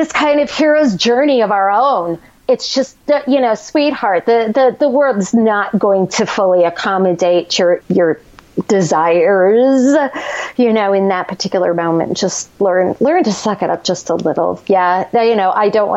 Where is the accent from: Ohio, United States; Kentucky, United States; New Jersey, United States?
New Jersey, United States; we're both from Jersey